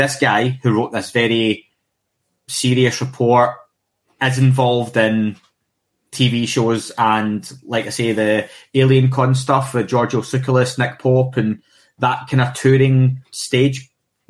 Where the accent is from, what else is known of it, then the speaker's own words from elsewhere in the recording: Scotland, United Kingdom; someone who's Scottish and gets a lot of flack for my accent